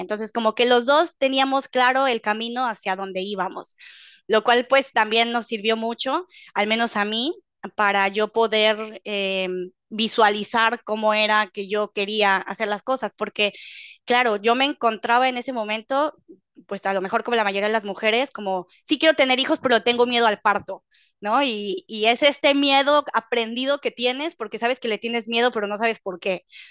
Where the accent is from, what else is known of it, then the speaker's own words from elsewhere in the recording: Mexico; moved away as an adult; now in Netherlands; yo soy originaria de México, Vivo actualmente en Holanda